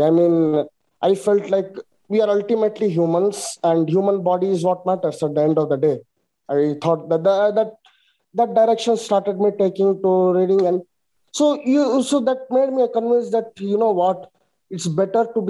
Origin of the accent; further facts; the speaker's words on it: India; I'm from India